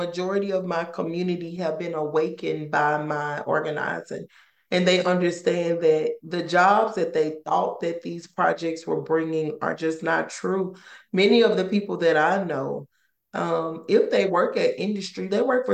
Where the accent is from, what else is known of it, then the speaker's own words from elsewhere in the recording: Ruleville, Mississippi, United States; moved away as an adult; now in Louisiana, United States; We're from a town in Mississippi called Ruleville. That's where my mom raised us.